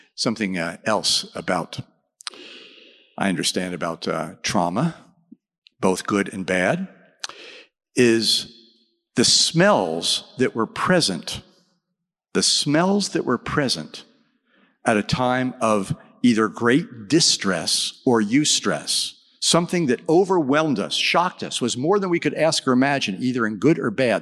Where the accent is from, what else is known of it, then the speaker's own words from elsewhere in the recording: Texas, United States; I'm from Texas.